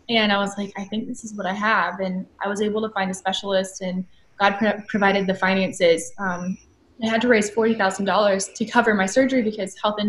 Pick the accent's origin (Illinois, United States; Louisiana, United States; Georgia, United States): Georgia, United States; Atlanta; also born or lived in California; Yeah, so I am 26 years old, and I was born and raised in Atlanta, Georgia.